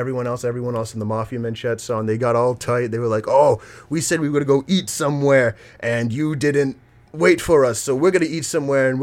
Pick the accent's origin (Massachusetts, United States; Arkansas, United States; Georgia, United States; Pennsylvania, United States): Massachusetts, United States; Seekonk; we grew up in Seacock